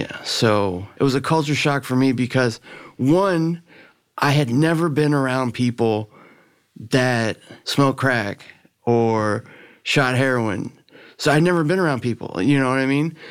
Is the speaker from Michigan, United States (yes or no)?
no; Miami, Florida, United States; also born or lived in Virginia; I grew up in Miami. You know, I was born in Virginia, but we moved down to, to Miami when I was in second grade